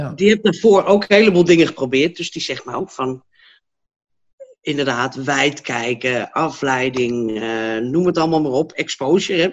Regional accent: Hilversum, North Holland, Netherlands; moved away as an adult; now in Blaricum, Netherlands; Nou, ik kom eigenlijk uit Hilversum. Ik woon nu in Blaringum

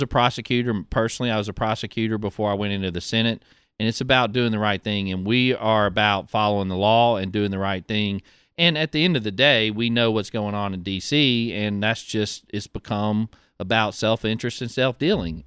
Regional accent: Pascagoula, Mississippi, United States; I grew up in Pascagoula

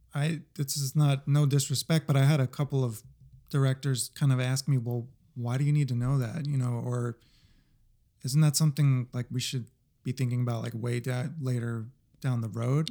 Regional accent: New Jersey, United States; I was born in New Jersey.

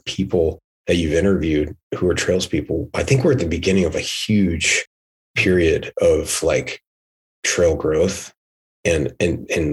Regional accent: United States; moved away as an adult; also born or lived in Pennsylvania / New Jersey; now in Reno, United States; in my backyard where I grew up in New Jersey and Pennsylvania

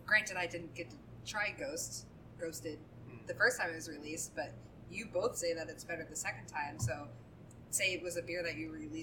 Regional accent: Keene, New Hampshire, United States; this really good brewery in my hometown

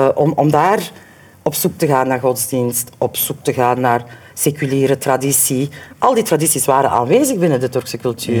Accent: Limburg, Flanders, Belgium; moved away; also born or lived in Ghent; ik kom uit Limburg

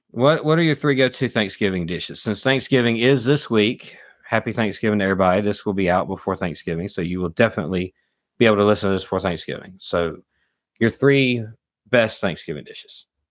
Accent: South Alabama, United States; we're from South Alabama

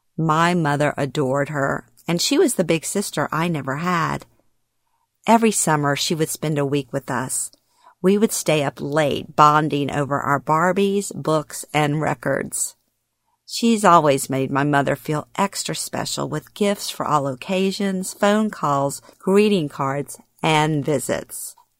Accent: Louisiana, United States; moved away as an adult; moving back to my hometown in Louisiana after thirty-six years

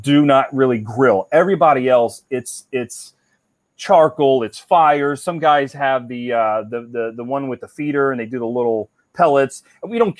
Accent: Cincinnati, Ohio, United States; now in Florida, United States; I grew up in Cincinnati

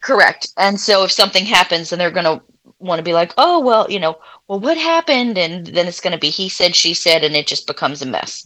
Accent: Clearwater, Florida, United States; moved away; also born or lived in Louisiana; originally, I'm from Florida. Um, I tell people the Tampa Bay area

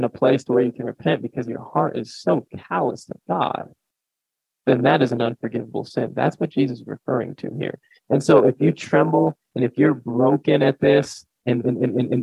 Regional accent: Ellsworth, United States; my hometown of Ellsworth

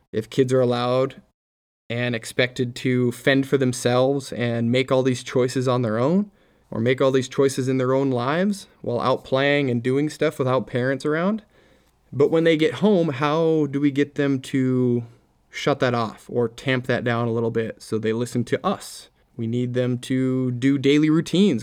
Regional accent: Minnesota, United States; I grew up in Minnesota.

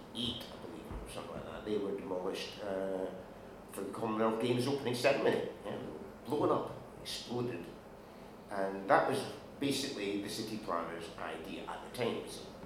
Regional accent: Glasgow, Scotland, United Kingdom; moved away as an adult; now in Edinburgh, United Kingdom; I grew up in Glasgow, I now actually stay in Edinburgh. I had to move because of my wife.

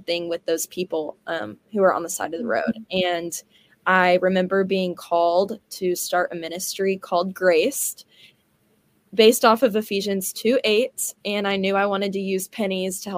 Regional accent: Houston, Texas, United States; also born or lived in Cypress, Texas; now in Dallas, United States; I'm from Houston, so I kind of came from a big city and another big city, and I went to the same private Christian school my whole life in Cyprus called Cyprus Christian

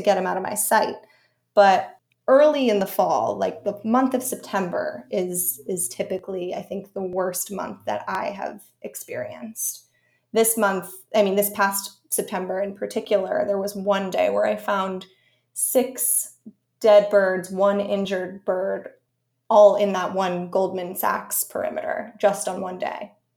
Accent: Connecticut, United States; moved away as an adult; also born or lived in Syracuse; now in New York, United States; as a kid, I grew up in Connecticut in the, in the, backwoods

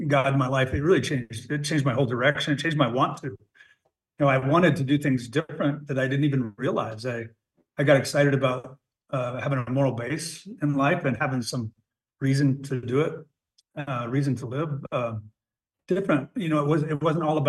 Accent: Lander, Wyoming, United States; also born or lived in Dubois, Wyoming; I came back to my hometown of Lander

